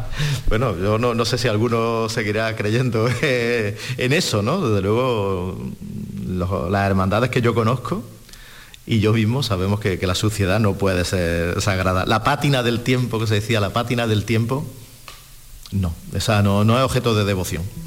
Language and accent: Spanish; Córdoba, Andalusia, Spain; now in Seville, Spain; yo soy de Córdoba, entonces eh, no me voy a comparar, pero bueno, soy un Córdoba en Sevilla